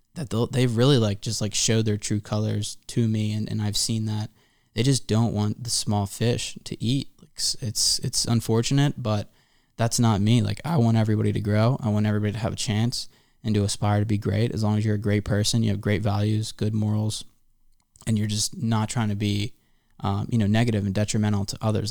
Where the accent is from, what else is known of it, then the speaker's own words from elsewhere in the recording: Philadelphia suburbs, Pennsylvania, United States; also born or lived in Santa Barbara, California; now in Hollywood, United States; I'm a kid from the Philly suburbs